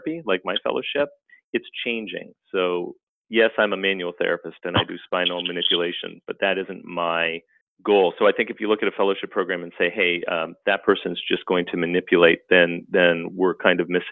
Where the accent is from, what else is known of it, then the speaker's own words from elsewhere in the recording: Canada; moved away as an adult; now in United States; I was actually born and raised in Canada, and then I came down to the United States to get a master's degree.